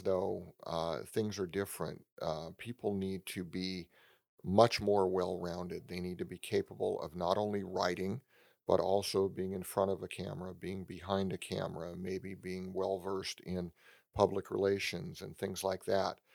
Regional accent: San Francisco Bay Area, California, United States; I grew up in the San Francisco Bay Area

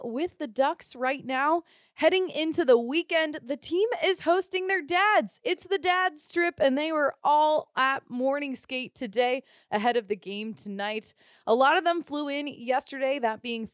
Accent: Youngstown, Ohio, United States; also born or lived in Pittsburgh, Pennsylvania; now in Southern California, United States; I was born in Pittsburgh, but raised in Youngstown, Ohio, just a short hour drive from Pittsburgh

